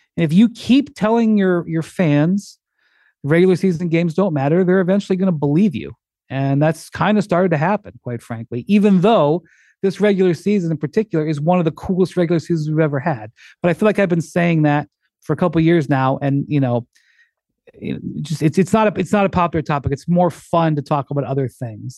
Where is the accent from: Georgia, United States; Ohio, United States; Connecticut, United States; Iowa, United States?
Ohio, United States; Akron; I'm fully from Akron